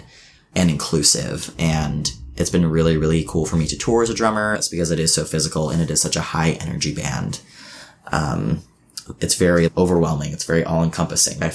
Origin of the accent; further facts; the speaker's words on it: Medford, Oregon, United States; moved away; I grew up in a small town that's pretty out there. Like, you know, I'm from Southern Oregon, from Medford, Oregon